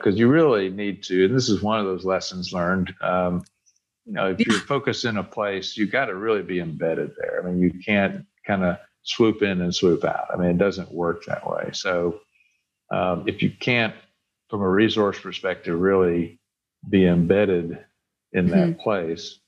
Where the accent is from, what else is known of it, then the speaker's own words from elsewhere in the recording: Bessemer, Alabama, United States; I'm a Birmingham native. I grew up actually in Bessemer on the west side